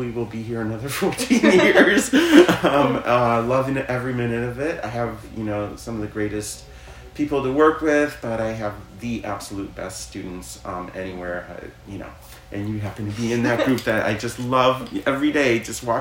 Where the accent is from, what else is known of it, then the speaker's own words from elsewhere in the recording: Chicago, Illinois, United States; I was born in Chicago